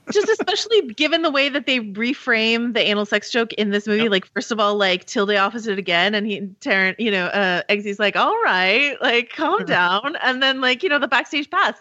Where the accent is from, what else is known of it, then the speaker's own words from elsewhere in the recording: California, United States; I'm a Californian